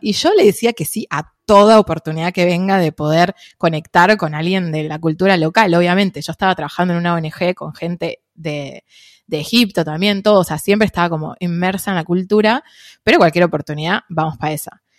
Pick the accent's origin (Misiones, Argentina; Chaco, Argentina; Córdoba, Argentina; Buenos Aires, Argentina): Buenos Aires, Argentina; acá creciendo en Buenos Aires